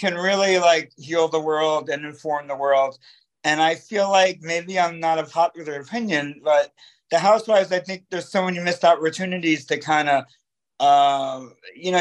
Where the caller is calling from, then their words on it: New York, United States; I'm calling from the Bronx